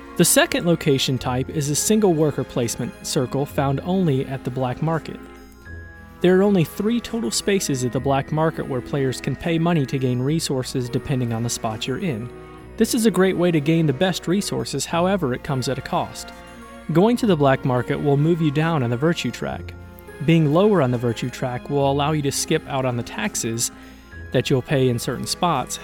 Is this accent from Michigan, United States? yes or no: yes; Michigan, United States; also born or lived in Tennessee; now in Nashville, United States; I'm from Michigan originally